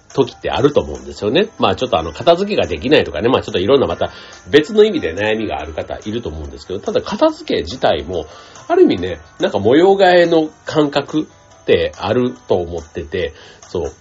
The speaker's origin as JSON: {"language": "Japanese", "region": "Kansai", "country": "Japan", "tie": "born or raised there", "said": "関西出身"}